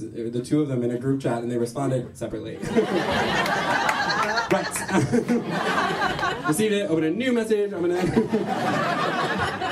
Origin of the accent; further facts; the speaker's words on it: New York City, New York, United States; I'm from New York. I learned a lot about being from New York from my mom.